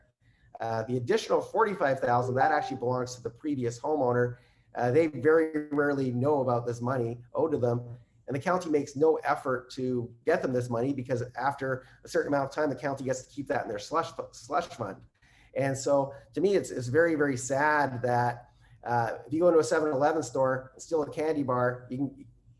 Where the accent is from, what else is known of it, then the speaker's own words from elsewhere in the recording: Canada; I'm Canadian